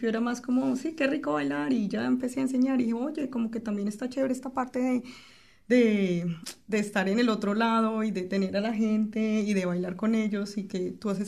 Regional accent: Colombia; moved away

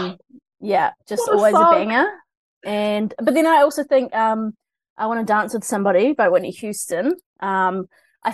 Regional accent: Christchurch, Canterbury, New Zealand; moved away as an adult; also born or lived in Otago; now in Auckland, New Zealand; I'm from Christchurch originally

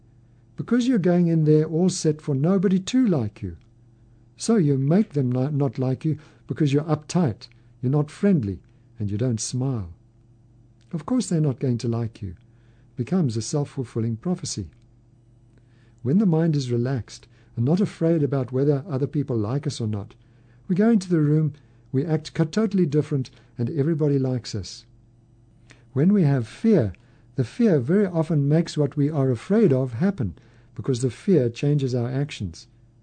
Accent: California, United States; now in Idaho, United States; It's interesting because I grew up in California. California has its own separate reputation in the country.

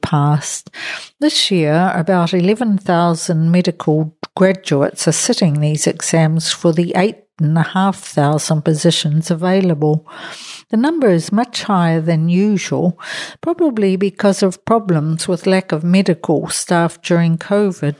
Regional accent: New Zealand; now in Spain; I'm a New Zealander.

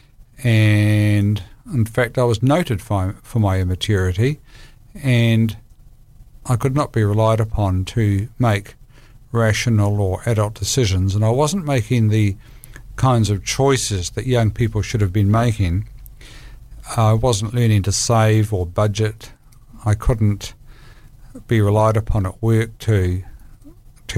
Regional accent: Palmerston North, Manawatū-Whanganui, New Zealand; I was born in Palmerston North, and I grew up in a family which was loving

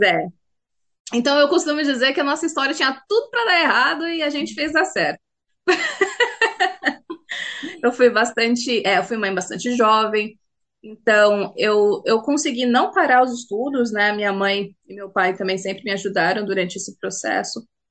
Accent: Itu, São Paulo, Brazil; moved away as an adult; now in Auckland, New Zealand; Nasci na cidade de Itu, vivi lá durante a minha vida inteira. E a única mudança que eu fiz foi para cá, para Nova Zelândia

